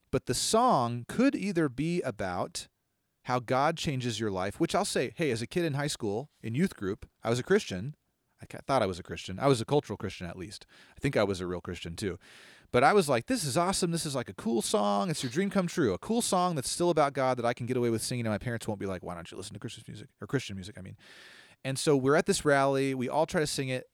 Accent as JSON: {"language": "English", "town": "Longview", "country": "United States", "tie": "born or raised there", "said": "the name of the city I grew up"}